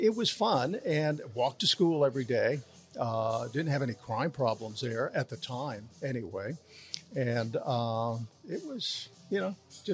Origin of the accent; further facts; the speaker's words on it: Philadelphia, Pennsylvania, United States; moved away; I'm from Philadelphia, and I wound up working in my hometown